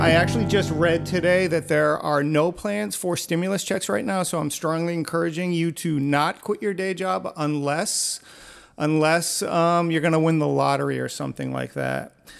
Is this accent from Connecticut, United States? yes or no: yes; Connecticut, United States; And we're all from Connecticut, although I didn't know you back then.